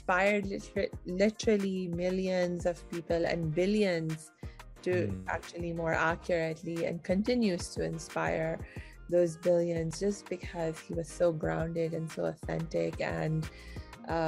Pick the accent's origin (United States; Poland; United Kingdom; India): India; I'm Indian